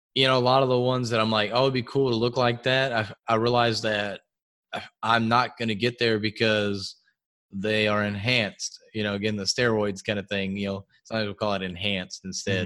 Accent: outside of the Houston area, Texas, United States; we grew up outside of the Houston area

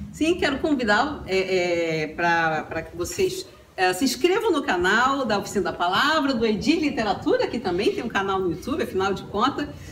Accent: Brasília, Federal District, Brazil; moved away; eu sou de Brasília

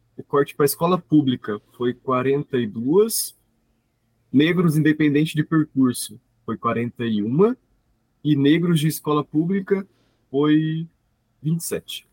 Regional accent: Paraná, Brazil; sou aqui do Paraná, tenho 23 anos

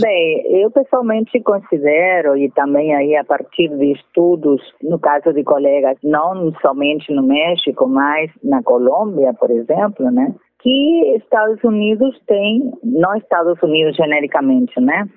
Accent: Montevideo, Uruguay; accent: Montevidean; first language Spanish; Portuguese is a second language; moved away as an adult; now in Brazil; a minha língua materna é espanhol, que eu nasci no Uruguai

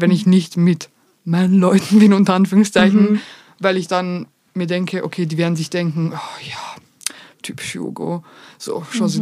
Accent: Vienna, Austria; first language Bosnian; German is a second language; Ja, aus Österreich

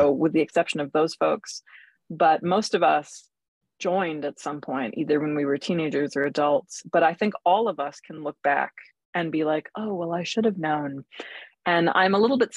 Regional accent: Alexandria, Virginia, United States; moved away as an adult; also born or lived in Washington, D.C. / Germany; now in Raleigh, United States; we came back when I was still in single-digit years and settled in Alexandria, Virginia. So I still went to school in the D.C. area, and that was kind of where I was raised

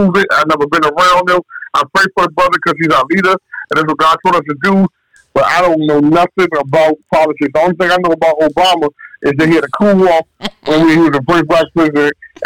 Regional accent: Richmond, Virginia, United States; also born or lived in Atlanta, Georgia; now in Suffolk, United States; I am a VA native, but I'm from Richmond, Virginia, 212 down, RVA

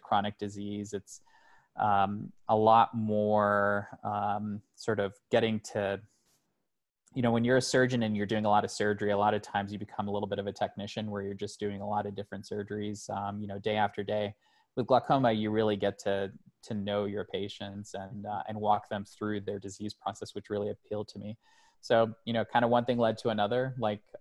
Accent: Ohio, United States; moved away as an adult; also born or lived in Pittsburgh; now in Colorado, United States; I'm from Ohio originally

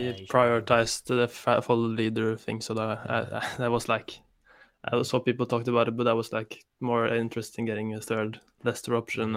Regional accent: Norway; first language Norwegian; English is a second language; I can just flex my Norwegian, even though it's my first language.

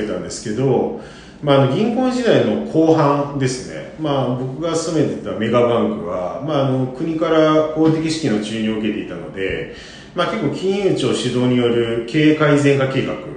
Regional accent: Osaka, Japan; 1975年大阪生まれ

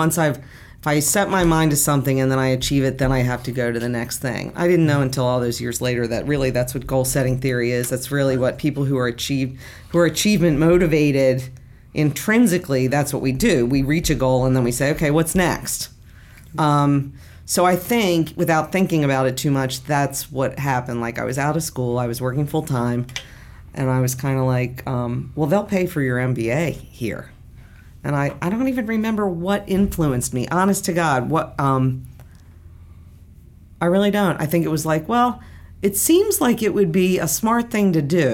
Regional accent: Annapolis, Maryland, United States; I grew up in Annapolis, Maryland.

